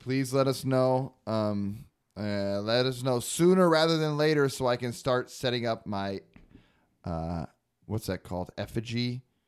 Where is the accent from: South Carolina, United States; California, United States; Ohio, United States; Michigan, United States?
California, United States; Arcata; now in Texas, United States; I am from Arcata, California